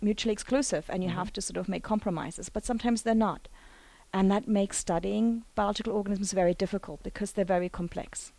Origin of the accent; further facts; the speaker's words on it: Germany; moved away as an adult; now in United States; in Germany, where I got my undergraduate degree